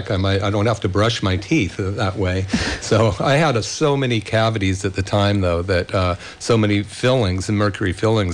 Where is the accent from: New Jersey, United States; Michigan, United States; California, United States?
California, United States; Bay Area; when I was a kid growing up in the Bay Area